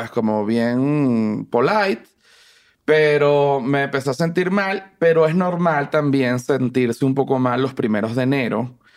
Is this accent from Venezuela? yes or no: yes; Caracas, Capital District, Venezuela; moved away; yo crecí en Venezuela. ¿En Caracas? En Caracas. Eh, vivía en una zona montañosa, fui como un niño de, montaña.